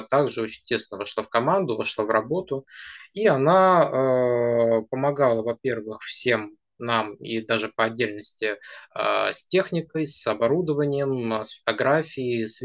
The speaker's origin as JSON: {"language": "Russian", "town": "Nizhnevartovsk", "region": "Khanty-Mansi Autonomous Okrug", "country": "Russia", "moved": "as an adult", "lives_now": "Saint Petersburg, Russia", "said": "И так вышло, что когда в 2018 году я приехал из Нижневартовска в Санкт-Петербург"}